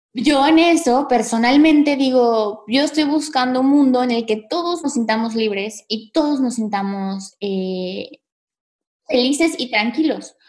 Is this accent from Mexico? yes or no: yes; Mexico; nosotras somos mexicanas